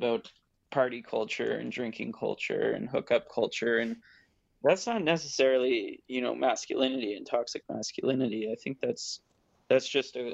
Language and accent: English; Ottawa, Ontario, Canada; moved away as an adult; now in Hamilton, Canada; back in my hometown of Ottawa. And now I go to school. I'm still in Hamilton